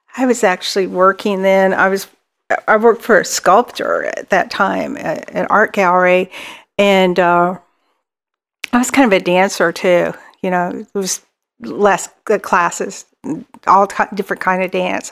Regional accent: Dallas, Texas, United States; I grew, we grew up um, in Dallas, Dallas, Texas

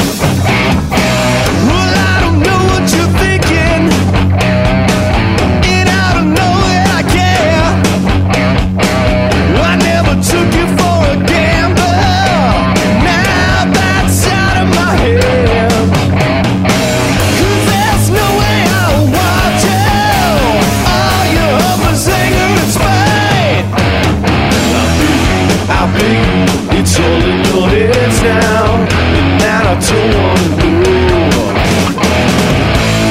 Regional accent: Seattle, Washington, United States; growing up in the Seattle area when the music scene was going on

